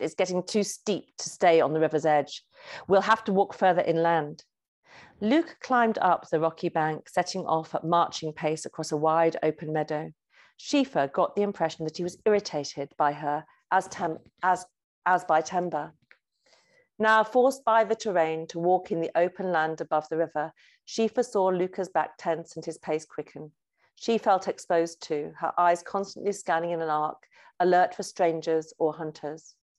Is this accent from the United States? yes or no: no; Lake District, North West England, United Kingdom; child growing up in the Lake District, I was a real daydreamer and a doodler